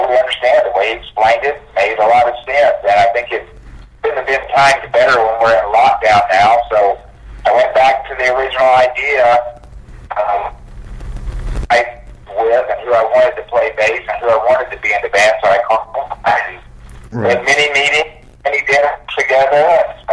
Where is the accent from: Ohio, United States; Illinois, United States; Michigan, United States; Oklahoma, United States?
Oklahoma, United States; also born or lived in Dallas, Texas; a lot of people I knew here by growing up in Oklahoma